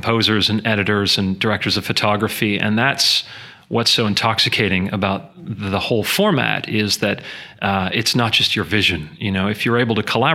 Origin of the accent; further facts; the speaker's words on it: Canada; I am Canadian